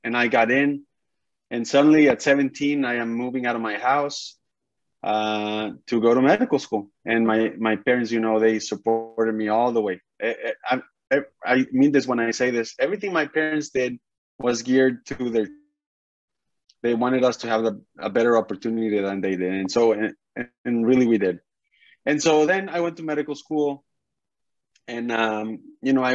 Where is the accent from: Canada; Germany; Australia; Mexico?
Mexico; northern Mexico; moved away as an adult; I'm from Mexico